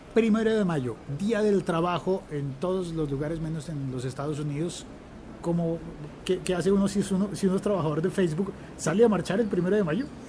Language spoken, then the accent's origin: Spanish; Colombia; yo como colombiano